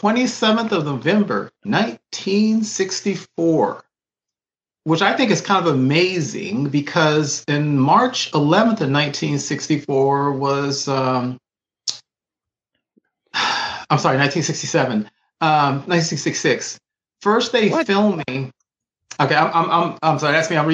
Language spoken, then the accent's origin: English; Texas, United States; accent: Texas; My Texas accent